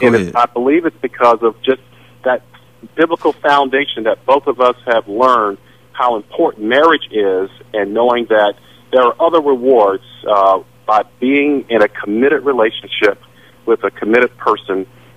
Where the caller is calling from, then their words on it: Virginia Beach, Virginia, United States; Hi, I'm calling from Virginia Beach.